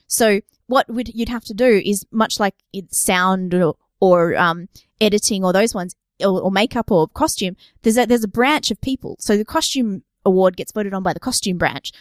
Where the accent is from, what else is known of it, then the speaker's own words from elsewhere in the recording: Australia; we've got a bit of a cultural history here